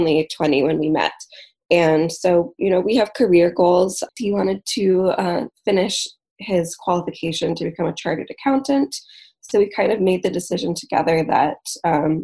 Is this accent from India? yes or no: no; Michigan, United States; moved away as an adult; also born or lived in England; I'm living back in Michigan, which is where I'm originally from